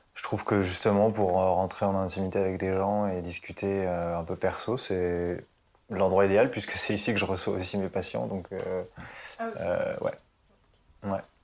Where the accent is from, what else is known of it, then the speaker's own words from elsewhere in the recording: Évry, Île-de-France, France; also born or lived in Puteaux; je suis né à Puteaux, donc dans le 92. Ah. Et en fait, on est parti très très vite euh, vers Évry-Corbeil dans le 91. Et en fait, c'est vraiment là-bas que j'ai grandi.